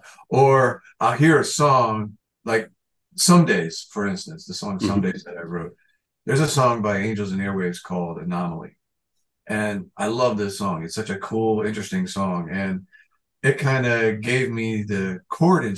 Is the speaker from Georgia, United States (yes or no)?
no; Florida, United States; I'm from Florida.